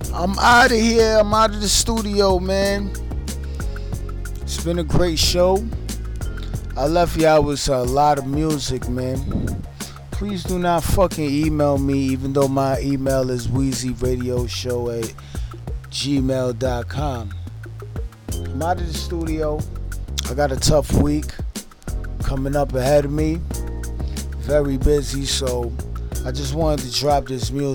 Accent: New York City, New York, United States; I'm in the borough of Brooklyn. I'm from Brooklyn.

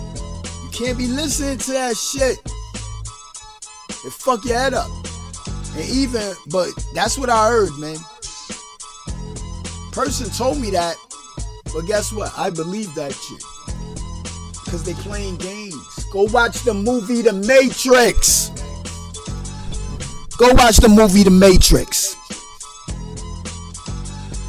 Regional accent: New York City, New York, United States; I'm from Brooklyn, and I'm doing this show in Brooklyn right now

